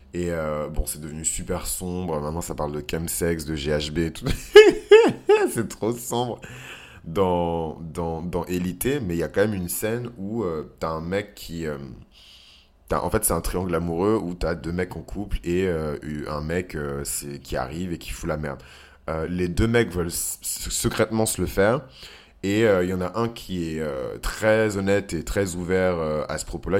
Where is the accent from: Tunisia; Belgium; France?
France; je vis en France et je suis français